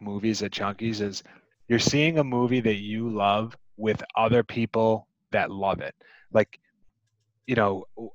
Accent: Massachusetts, United States; I'm from Massachusetts

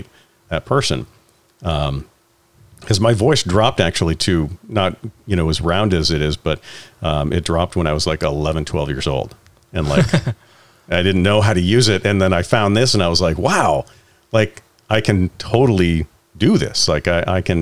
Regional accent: Richmond, Vermont, United States; I grew up in Richmond, Vermont

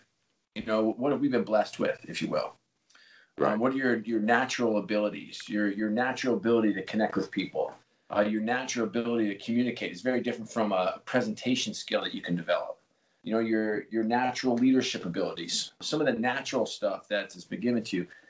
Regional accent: New York, United States; I grew up in New York

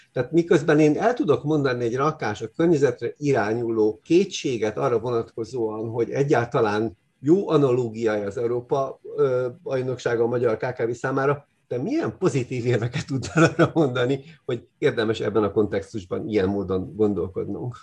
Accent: Hungary

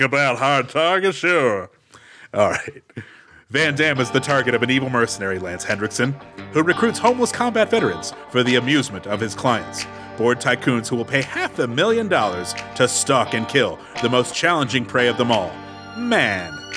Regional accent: Texas, United States; I'm from Texas

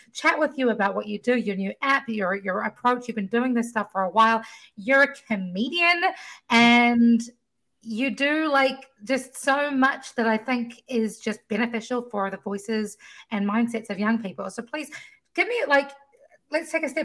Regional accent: New Zealand; moved away; I come from New Zealand, where the education system is run very differently

